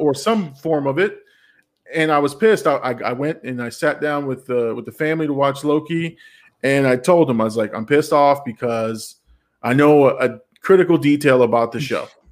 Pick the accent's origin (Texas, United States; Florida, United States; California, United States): Florida, United States; We're from Florida